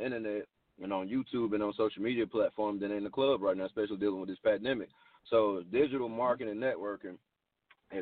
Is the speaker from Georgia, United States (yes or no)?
yes; Atlanta, Georgia, United States; I'm from Atlanta, man. I was born in Grady. I'm a Grady baby. You know, I was raised in Atlanta, born and raised